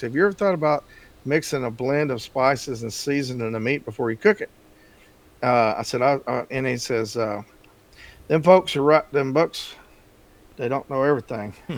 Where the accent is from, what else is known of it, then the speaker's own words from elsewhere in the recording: Texas, United States; moved away; I grew up in Texas